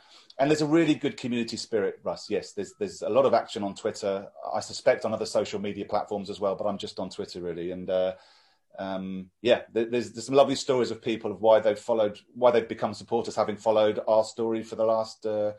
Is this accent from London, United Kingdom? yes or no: no; Sussex, South East England, United Kingdom; moved away as an adult; also born or lived in Birmingham / Horsham / Hove / Brighton; now in Oklahoma, United States; I was born in Birmingham, but came down to Sussex in the year of our cup run, the FA Cup with Man United. I was an 11-year-old lad